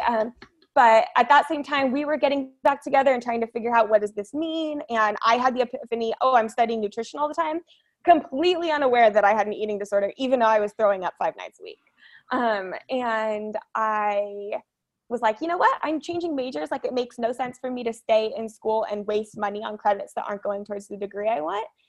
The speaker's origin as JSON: {"language": "English", "area": "Orange County", "region": "California", "country": "United States", "tie": "born or raised there", "said": "I grew up in Orange County"}